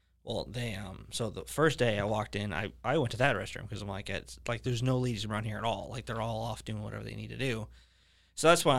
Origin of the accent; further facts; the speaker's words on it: Leesburg, Florida, United States; also born or lived in Orlando, Florida; I was raised in Leesburg, but, you know, born in Orlando.